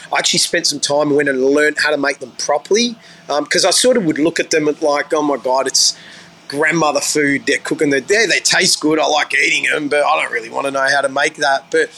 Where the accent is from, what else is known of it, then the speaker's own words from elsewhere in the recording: Australia; there's something special about the being an Aussie boy, because we're taught to be open-minded, you know, because we're so multicultural here.